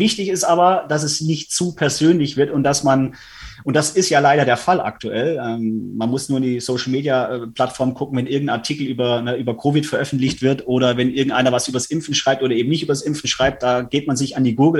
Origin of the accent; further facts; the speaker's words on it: Stuttgart, Baden-Württemberg, Germany; Ich komme ja aus Stuttgart